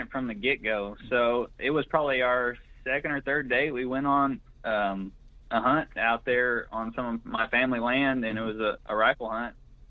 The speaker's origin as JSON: {"language": "English", "town": "Greenfield", "region": "Oklahoma", "country": "United States", "tie": "born or raised there", "also_born_or_lived": "Watonga, Oklahoma", "said": "I'm originally from Blaine County. That's in the northwest part of the state, about 60 miles northwest of Oklahoma City, a little town called Greenfield. Went to high school in Watonga, just north of there."}